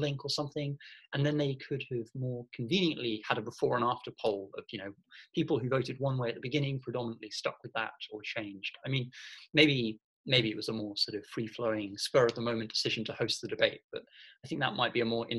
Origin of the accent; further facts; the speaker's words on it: United Kingdom; my position as a Brit, as the token Brit on the show